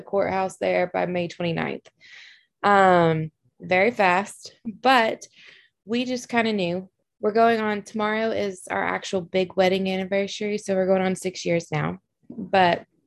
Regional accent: Alabama, United States; moved away as an adult; also born or lived in Kansas; now in Fort Sill, United States; I'm originally from Alabama

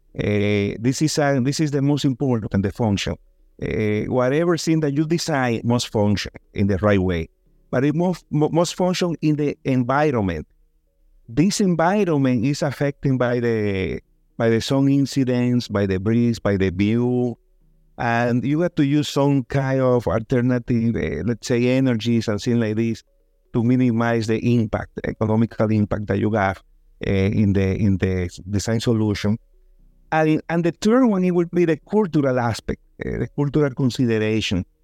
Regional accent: Dominican Republic; also born or lived in New York, United States; I was born in New York by accident, but I grew up in Dominican Republic

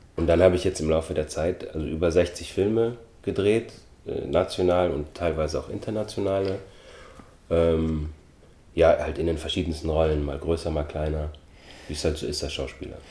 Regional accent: Germany; also born or lived in Austria; ich bin 1973 geboren worden in Österreich, bin dann mit sechs Jahren nach Deutschland gezogen.

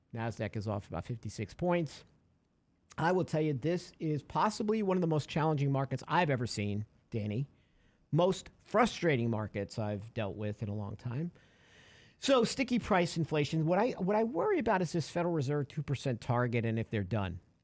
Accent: New York, United States; We were growing up in New York.

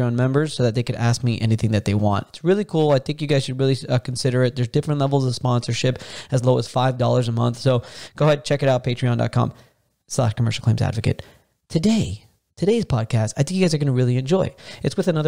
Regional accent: Miami, Florida, United States; I'm born and raised in Miami, Florida

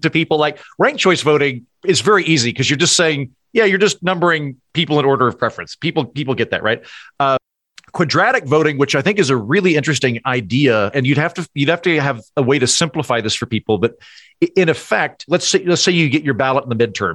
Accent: United States; as an American

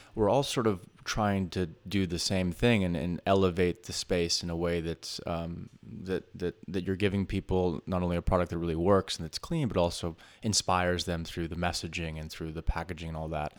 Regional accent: New York City, New York, United States; as a New Yorker

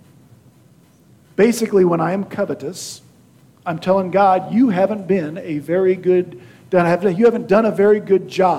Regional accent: Beloit, Kansas, United States; in my hometown of Beloit, Kansas

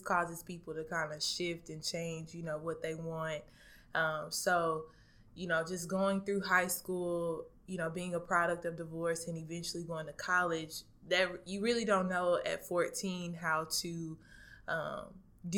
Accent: Dallas, Texas, United States; moved away; originally I'm from Dallas, Texas

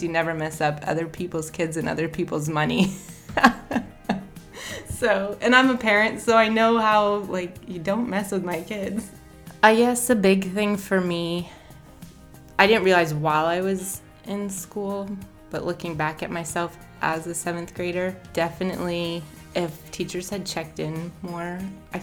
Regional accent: Highgate, Vermont, United States; I'm from Highgate, Vermont

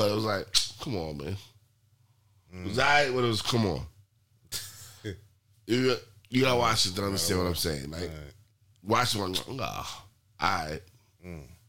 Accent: United States; And I'm from America.

